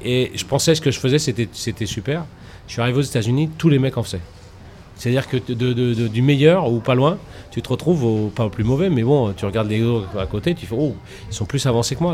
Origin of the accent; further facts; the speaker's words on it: Paris, Île-de-France, France; je suis Porte d'Orléans. Gros, en gros, j'ai vécu toute ma vie pas loin de la Porte d'Orléans